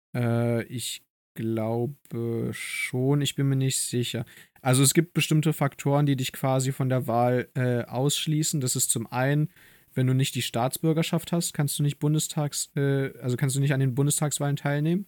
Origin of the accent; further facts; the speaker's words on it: Germany; ich wurde hier in Deutschland geboren